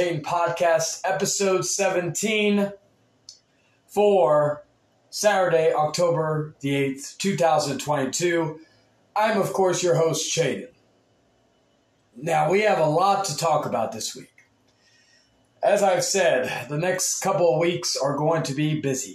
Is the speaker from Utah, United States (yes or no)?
no; Texas, United States; being from Texas